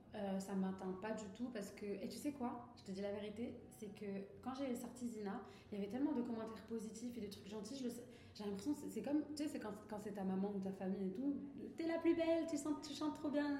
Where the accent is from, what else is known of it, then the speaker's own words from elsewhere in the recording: Morocco; moved away as an adult; also born or lived in Toulouse, France; now in France; j'ai grandi au Maroc